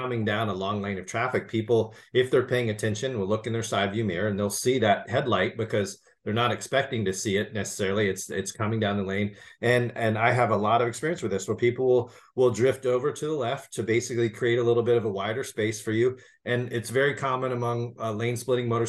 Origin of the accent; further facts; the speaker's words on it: California, United States; I'm a Californian